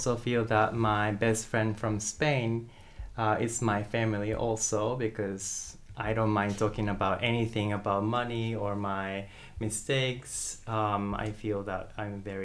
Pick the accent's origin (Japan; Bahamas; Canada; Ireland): Japan; moved away as an adult; also born or lived in United States; I grew up in Japan, and I lived in Japan until when I was 18.